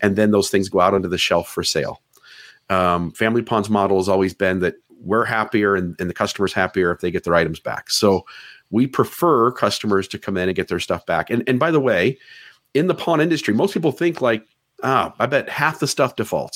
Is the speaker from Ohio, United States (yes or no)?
yes; Ohio, United States; now in Hurricane, Utah, United States; I'm from Ohio